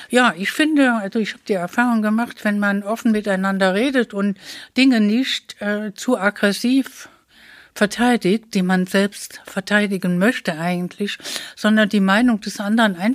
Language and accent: German; West Germany, Germany; now in Dresden, Germany; dass ich weiterhin so akzeptiert werde bisher, wie bisher, als Wessi, als nicht einst Zugehörige im Grunde genommen und, ähm, und so nette ähm, Menschen antreffe, die auch zu mir kommen in hier aus Dresden in mein Projekt.